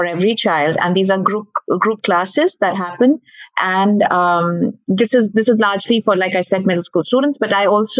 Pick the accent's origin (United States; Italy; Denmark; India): India; I'm from India, and I've been a teacher for the longest time